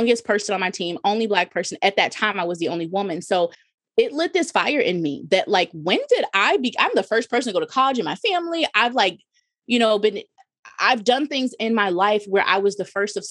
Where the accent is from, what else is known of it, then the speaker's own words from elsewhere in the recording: New Jersey, United States; moved away as an adult; also born or lived in Midwest; I'm from Jersey